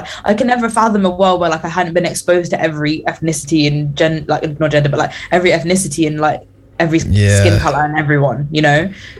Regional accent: London, United Kingdom; accent: British; London. And they were like, oh. And we're like, yep, from the UK, mate, British accent.

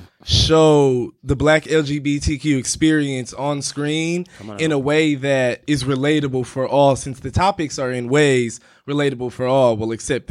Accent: Detroit, Michigan, United States; moved away as an adult; now in New York City, United States; I'm from Detroit, Michigan

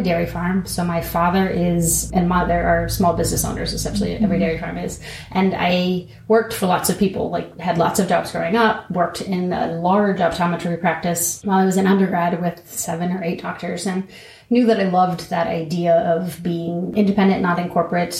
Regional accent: Apple Creek, Ohio, United States; I grew up in Apple Creek on a dairy farm and then went down to Ohio State for 8 years.

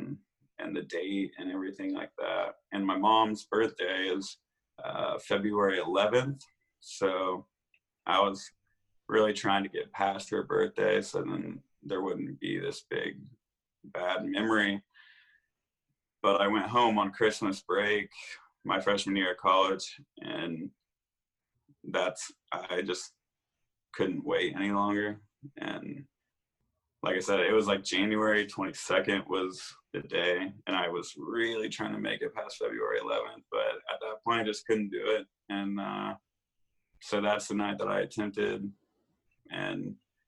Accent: Indiana, United States; in my little hometown, Indiana, I was always the sick kid

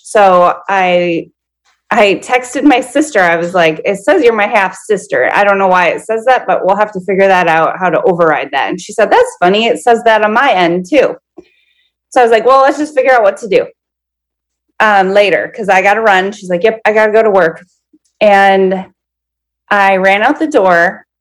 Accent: Minnesota, United States; I'm 39 and I'm from Minnesota

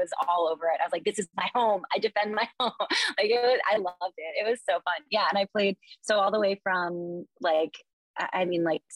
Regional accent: Northern Virginia, United States; moved away as an adult; also born or lived in North Carolina; now in Marina del Rey, United States; I grew up in Northern Virginia, right outside DC

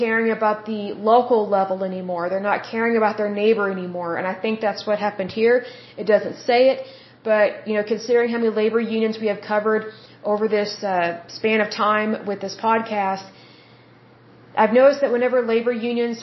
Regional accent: United States; I'm American

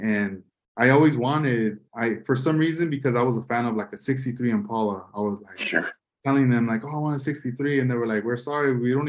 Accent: Oxnard, California, United States; also born or lived in Port Hueneme, California; I grew up in Lemonwood.

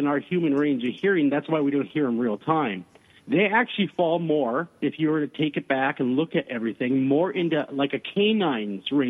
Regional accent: Minnesota, United States; I'm from Minnesota

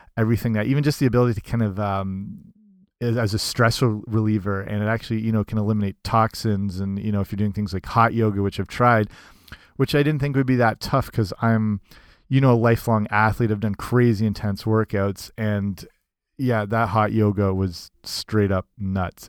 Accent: Southwestern Ontario, Canada; I'm from Southwestern Ontario, which is kind of the hockey hotbed

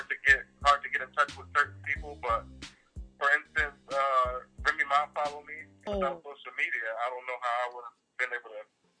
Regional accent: Cleveland, Ohio, United States; moved away as an adult; now in Orlando, United States; I'm from Cleveland.

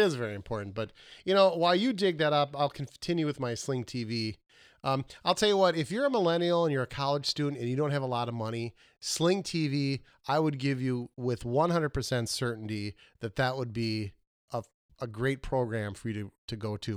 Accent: Minnesota, United States; I am from Minnesota

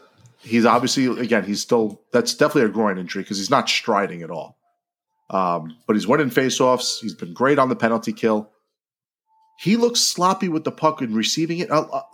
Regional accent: Merrick, New York, United States; growing up in Merrick, Islander season ticket holder country.

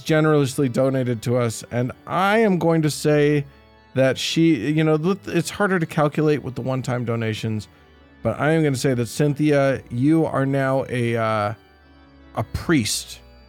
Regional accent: Estonia; I'm from Estonia, and we are often labeled as Nazis in Russian propaganda, too.

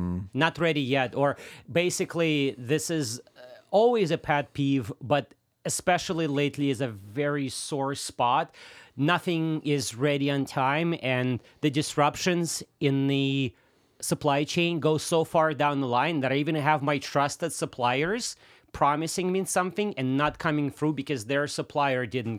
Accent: Russia; first language Russian; English is a second language; so I'm Russian, right?

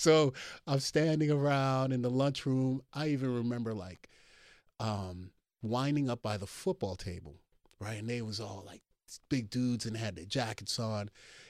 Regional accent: Brooklyn, New York, United States; I grew up in Flatbush, man.

